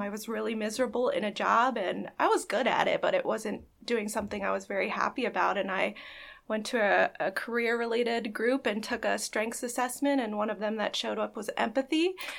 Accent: Elizabethtown, Pennsylvania, United States; I am also from Elizabethtown and kind of just ended up staying here.

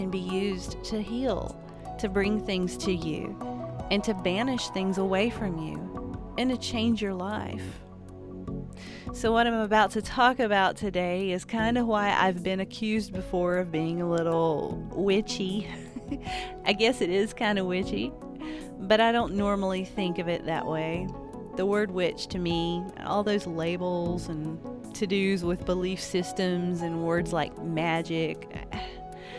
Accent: Appalachia, United States; I'm an Appalachian artist living in the woods

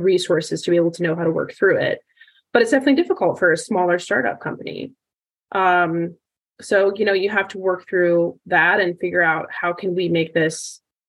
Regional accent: United States; growing up in the Valley

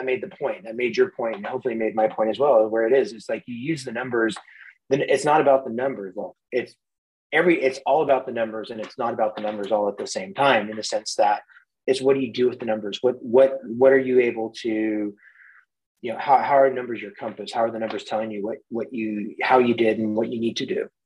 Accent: Mendocino County, Northern California, United States; also born or lived in San Francisco Bay Area; I grew up in Northern California, a couple hours north of Silicon Valley in San Francisco, in a beautiful Mendocino County

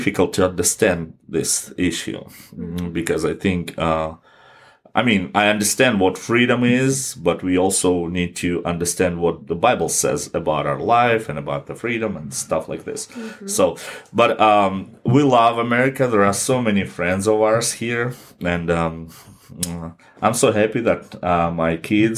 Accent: Kazakhstan; my church, my home country

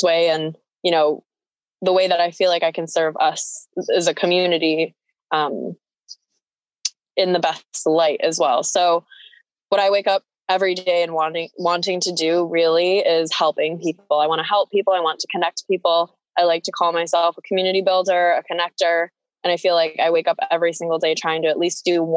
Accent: near Ellicottville, Western New York, United States; also born or lived in Philippines; I grew up near Ellicottville, so Western New York. Not born, but raised. I was born in the Philippines, adopted as a baby.

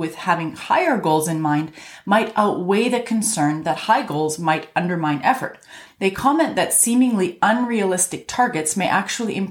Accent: Canada; I'm a Canadian physician

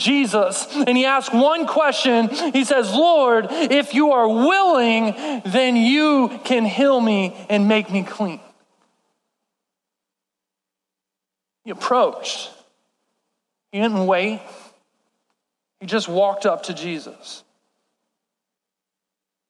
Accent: Texas, United States; I'm from Texas

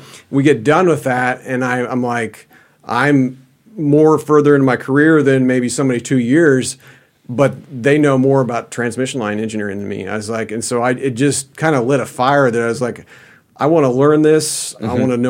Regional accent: Kansas City, Missouri, United States; I grew up in the Kansas City metro area.

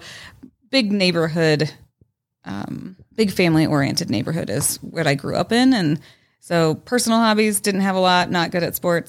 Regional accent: Arvada, Colorado, United States; We were right off of 64th and Ward is where I grew up.

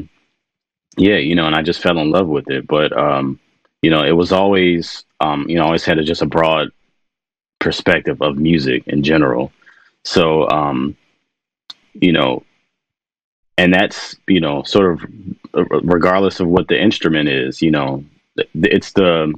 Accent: Washington, District of Columbia, United States; I grew up in Washington, D.C.

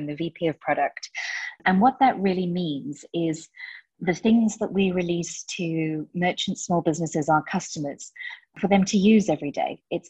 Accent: South Africa; now in United Kingdom; But I grew up in South Africa, so it's always been a place that's very, very dear to my heart.

